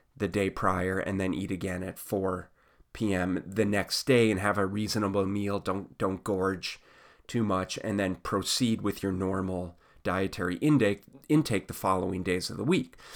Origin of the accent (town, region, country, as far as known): United States